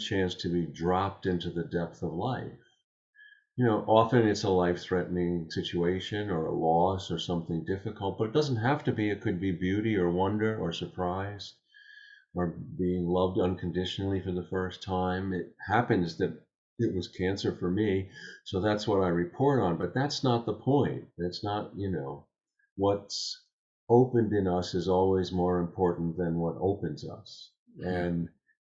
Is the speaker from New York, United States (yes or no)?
yes; Long Island, New York, United States; I grew up on Long Island outside of New York City.